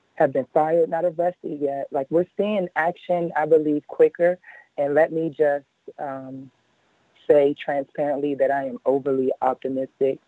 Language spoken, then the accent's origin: English; Washington, District of Columbia, United States; Washington, D.C., my hometown